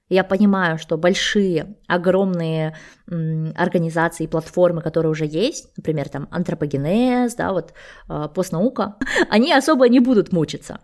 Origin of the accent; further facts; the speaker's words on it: Almaty, Kazakhstan; moved away as an adult; also born or lived in Sweden; Я сама родом из Алматы, и э, бакалавры, и магистратуру я получала в своем родном городе